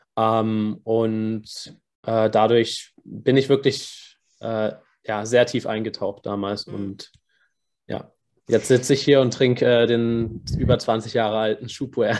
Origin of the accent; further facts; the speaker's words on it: Karlsruhe, Baden-Württemberg, Germany; ich bin aus, aus Karlsruhe